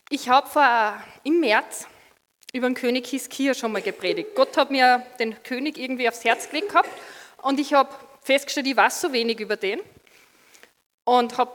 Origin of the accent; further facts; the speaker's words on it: Austria; Und ja, als Österreicher sind wir froh, dass wir einen guten österreichischen Fußballer haben.